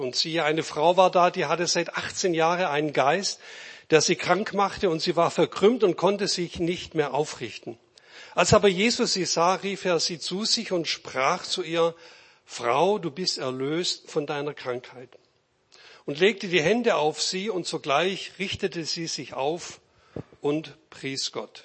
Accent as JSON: {"language": "German", "town": "Reutlingen", "region": "Baden-Württemberg", "country": "Germany", "said": "ich bin auch Schwabe"}